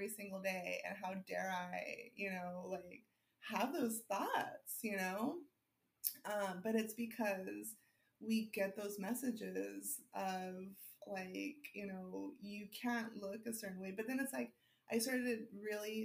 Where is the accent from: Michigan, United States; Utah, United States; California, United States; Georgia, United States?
California, United States; Los Angeles; I grew up in West LA. I grew up in Palms, like, you know, since I was like two